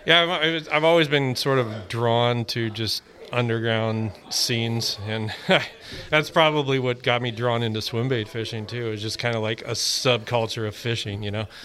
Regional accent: Pismo Beach, California, United States; moved away; also born or lived in San Francisco; I moved up to the city in 95. I grew up in Pismo Beach

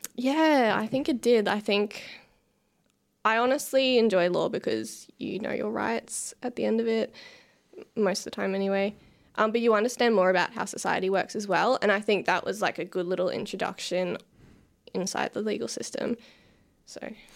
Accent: Lowood, Queensland, Australia; I grew up in the lovely town called Lowood

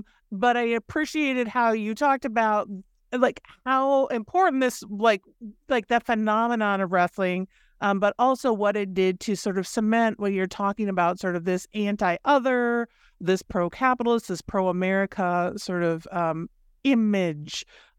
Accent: Minnesota, United States; because I grew up in Minnesota. So professional wrestling is not only real. We had a, you know, our governor was a professional wrestler.

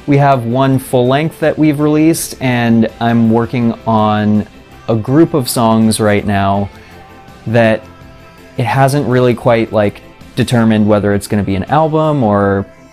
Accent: Vermont, United States; moved away as an adult; also born or lived in Boston; now in Los Angeles, United States; I grew up in Vermont, so very cold, very boring

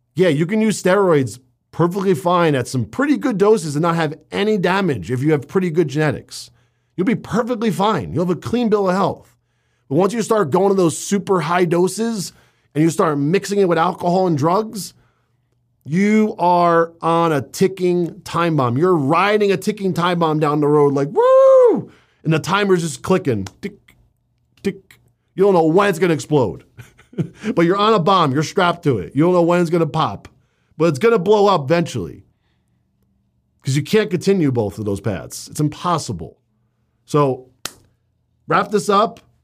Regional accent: Northeast, United States; also born or lived in New Jersey; I was growing up in the Northeast in New York and New Jersey

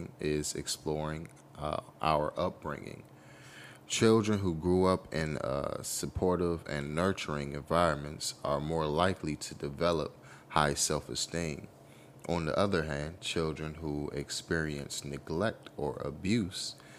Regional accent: United States; as a youth, as a child, growing up in America

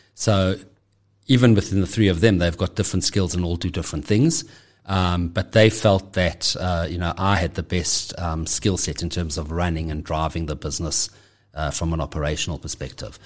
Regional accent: Johannesburg, Gauteng, South Africa; I'm, I'm born and bred in Johannesburg. Uh, have always lived here

